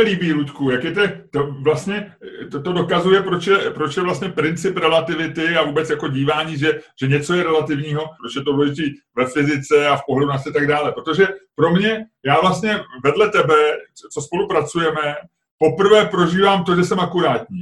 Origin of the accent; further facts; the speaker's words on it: Prague, Czechia; já jsem z Holešovice